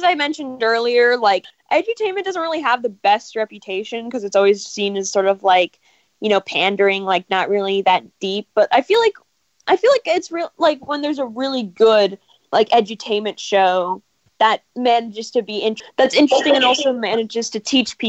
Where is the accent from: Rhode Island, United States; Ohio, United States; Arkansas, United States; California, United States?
California, United States; Los Angeles